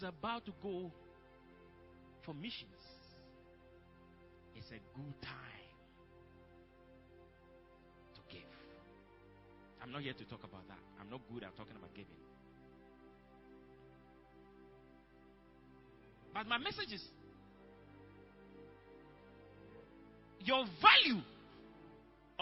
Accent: Apam, Central Region, Ghana; my hometown, Apam

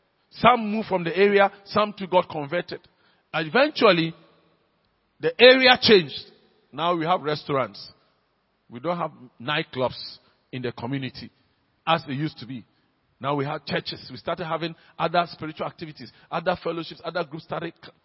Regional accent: Accra, Greater Accra, Ghana; when I was growing up in Laboni

